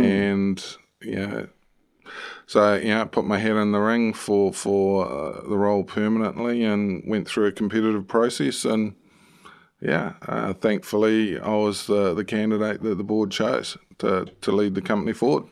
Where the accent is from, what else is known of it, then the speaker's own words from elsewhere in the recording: New Zealand; moved away as an adult; also born or lived in United Kingdom; as a Kiwi lad, um, you know, in the U K